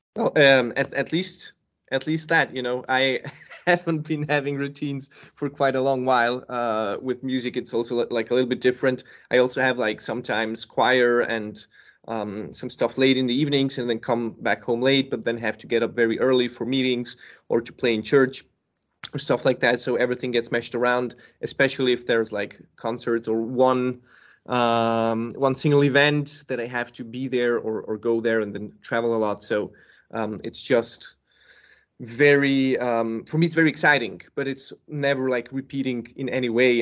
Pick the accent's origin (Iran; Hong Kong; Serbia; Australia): Serbia; now in Copenhagen, Denmark; I was born in Serbia.